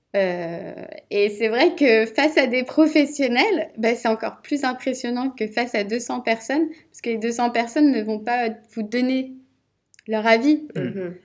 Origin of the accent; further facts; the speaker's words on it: Rennes, Brittany, France; je suis rennaise de base